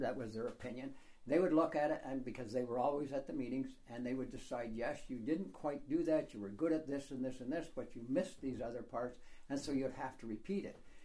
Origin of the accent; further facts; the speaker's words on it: Canada; I am from Canada, so I just speak English